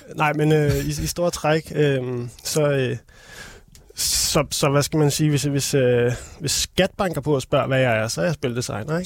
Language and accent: Danish; Copenhagen, Capital Region of Denmark, Denmark; also born or lived in Holte; jeg er sådan Københavner, sporkøbenhavner